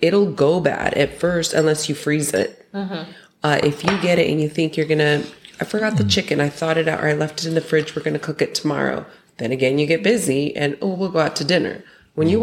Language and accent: English; Utah, United States; now in Mexico; we're originally from Utah